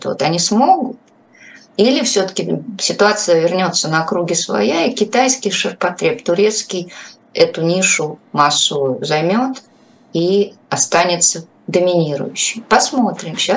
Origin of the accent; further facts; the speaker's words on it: Moscow, Russia; как москвич, собственно